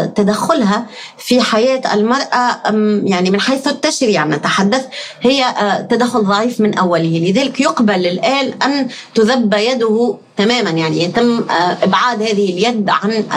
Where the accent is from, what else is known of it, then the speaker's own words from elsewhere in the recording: Tunisia; نحن كتونسيين